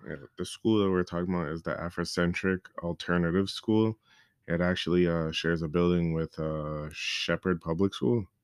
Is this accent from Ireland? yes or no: no; Toronto, Ontario, Canada; I'm from Toronto